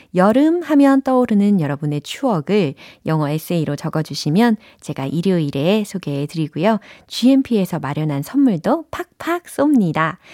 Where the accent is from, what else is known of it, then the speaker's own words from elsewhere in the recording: Seoul, South Korea; 저는 서울이라니까요